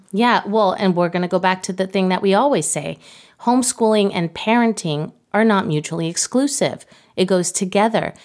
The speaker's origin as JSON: {"language": "English", "region": "Mexico City", "country": "Mexico", "moved": "as an adult", "lives_now": "United States", "said": "I'm from Mexico City. I didn't go to high school in the United States"}